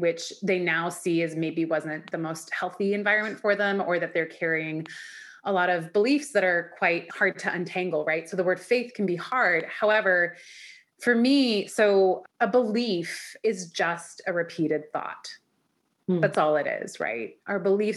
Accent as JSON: {"language": "English", "town": "Vancouver", "region": "British Columbia", "country": "Canada", "tie": "born or raised there", "also_born_or_lived": "Iran"}